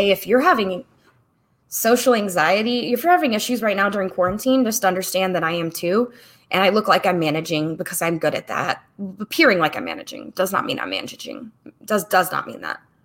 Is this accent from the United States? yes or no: yes; the South / Midwest, United States; growing up in the South of the Midwest